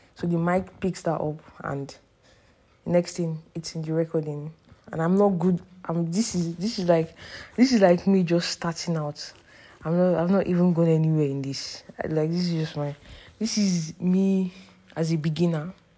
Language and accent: English; Nigeria; moved away as an adult; now in Canada; I took a trip from Canada, the place where I study, to Nigeria, my hometown